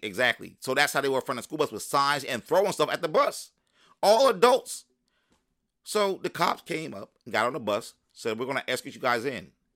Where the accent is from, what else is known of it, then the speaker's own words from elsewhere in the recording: Palmyra, New Jersey, United States; also born or lived in Philadelphia, Pennsylvania / Willingboro, New Jersey; I grew up in Burlington County when I came, came back from Philly